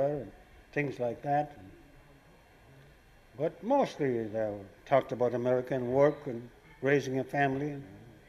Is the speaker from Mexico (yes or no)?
no; Ireland; now in New York, United States; the Irish here